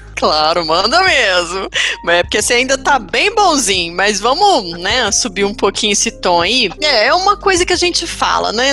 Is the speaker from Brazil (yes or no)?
yes; Minas Gerais, Brazil; a gente é mineiro